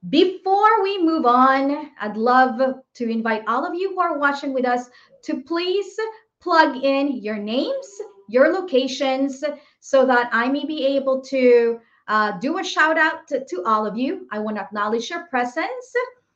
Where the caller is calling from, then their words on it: Boston, Massachusetts, United States; I'm streaming from Boston, Massachusetts.